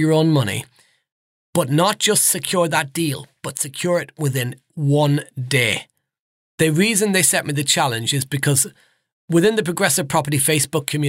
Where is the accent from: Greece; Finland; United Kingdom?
United Kingdom; Nottinghamshire, East Midlands; Now, I'm from the Midlands, so up around Nottinghamshire.